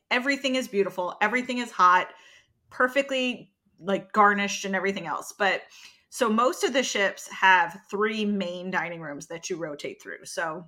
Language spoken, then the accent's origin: English; the South, United States; I'm the Southerner that doesn't drink sweet tea